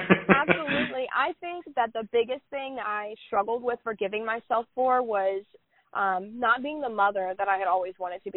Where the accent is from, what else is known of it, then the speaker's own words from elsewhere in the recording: Southern United States, United States; I'm from the Bible Belt. I was taught that, like, Jesus is always in the room, right?